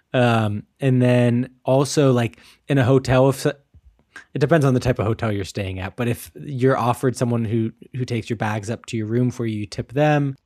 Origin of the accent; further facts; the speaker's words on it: United States; moved away as an adult; now in Germany; as an American